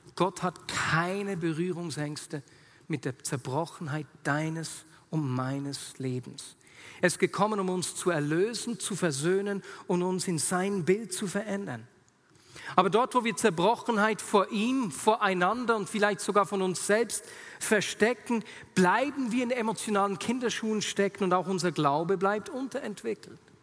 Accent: Switzerland; sagt man im Dialekt bei uns in der Schweiz

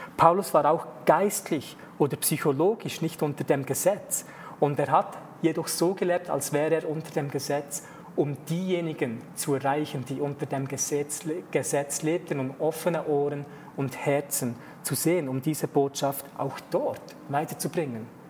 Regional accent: Switzerland; ich als Teil Schweizer in der Schweiz aufgewachsen bin

